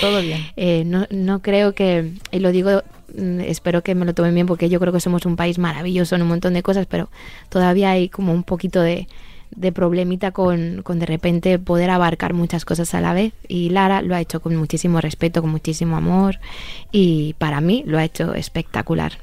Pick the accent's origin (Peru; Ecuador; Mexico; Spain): Spain; como españoles somos un pueblo muy fuerte